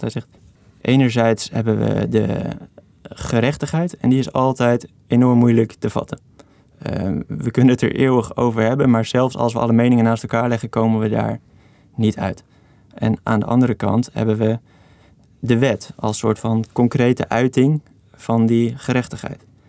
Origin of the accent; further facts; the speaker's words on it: Veenendaal, Utrecht, Netherlands; ben ik opgegroeid in Venendaal, Hartje Belt